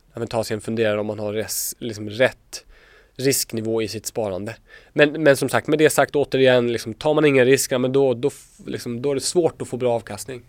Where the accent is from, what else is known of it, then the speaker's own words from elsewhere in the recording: Småland, Sweden; Jag är från Småland